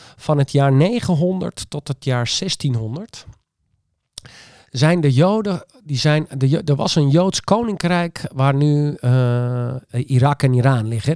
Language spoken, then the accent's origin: Dutch; Friesland, Netherlands; ik ben echt Fries en eigenwijs